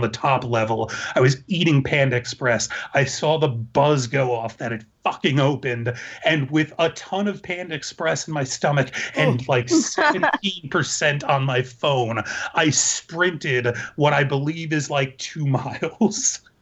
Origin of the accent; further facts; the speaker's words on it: New York, United States; moved away; I was a New York Jew who visited my grandmother in Disney World all the time